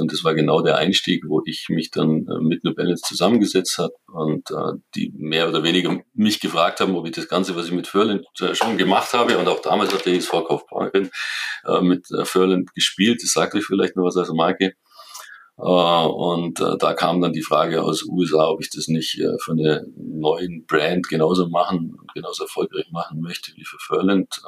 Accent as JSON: {"language": "German", "town": "Kaufbeuren", "region": "Bavaria", "country": "Germany", "tie": "born or raised there", "said": "ich bin in Kaufbeuren aufgewachsen, ich bin in Kaufbeuren groß geworden"}